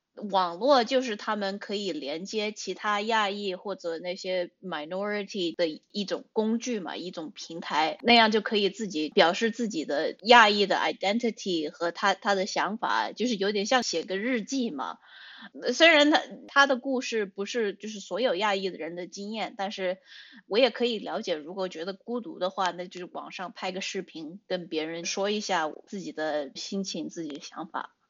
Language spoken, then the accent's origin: Chinese; United States; also born or lived in China; 我是就是一点五代，我是在中国出生，然后在美国长大的美籍华人